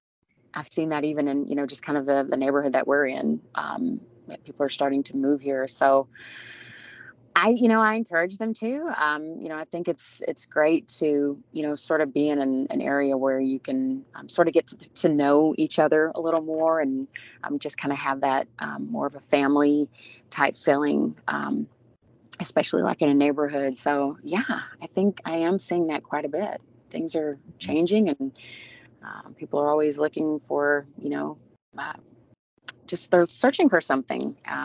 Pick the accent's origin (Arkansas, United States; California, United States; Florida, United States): Arkansas, United States; What I enjoy most, just community, having my, you know, my family, most of my family was there and is there in Arkansas.